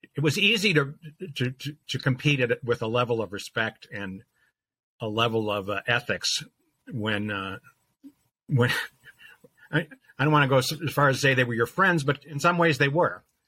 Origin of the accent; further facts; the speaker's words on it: Chicago, Illinois, United States; moved away as an adult; now in Milwaukee, United States; I grew up in the Chicago area